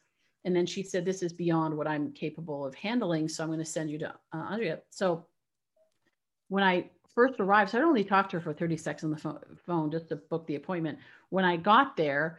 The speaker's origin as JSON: {"language": "English", "country": "Canada", "moved": "yes", "lives_now": "United States", "said": "I'm originally from Canada. So I live in the US now"}